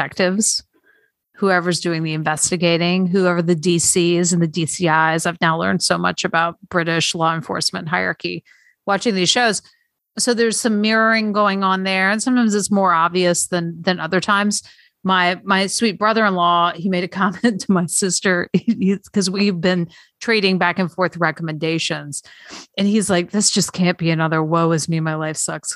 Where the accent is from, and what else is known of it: United States